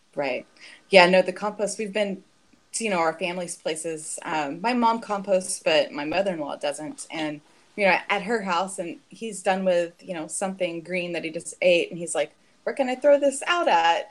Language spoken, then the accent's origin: English; Fort Worth, Texas, United States; now in Houston, United States; I'm from Fort Worth originally